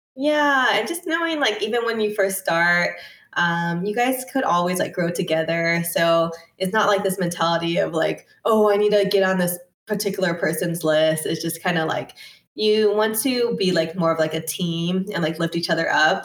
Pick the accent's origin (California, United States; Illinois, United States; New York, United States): California, United States; Torrance; I'm from Torrance